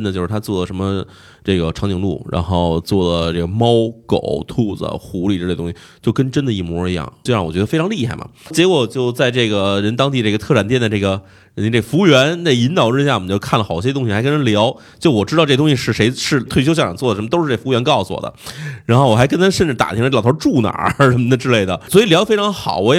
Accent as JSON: {"language": "Chinese", "country": "China", "said": "就是我，就我的意思是我只要不跟他们说明白我是中国人的话，他没有人觉得我是外国人的。"}